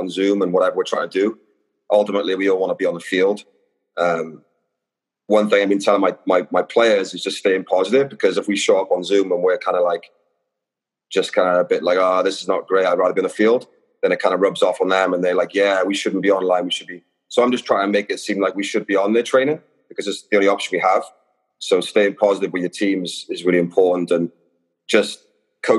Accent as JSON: {"language": "English", "region": "Wales", "country": "United Kingdom", "tie": "born or raised there", "moved": "as an adult", "lives_now": "Los Angeles, United States", "said": "I grew up in Wales and I started playing there."}